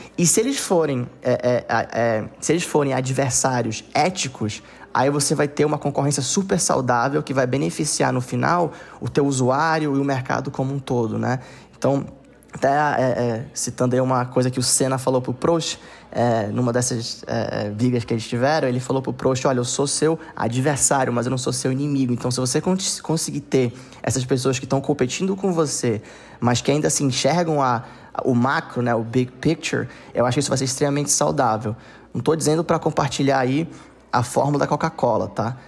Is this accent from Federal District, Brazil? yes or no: no; Manaus, Amazonas, Brazil; moved away; also born or lived in Southeast Brazil; Eu nasci é, e cresci em Manaus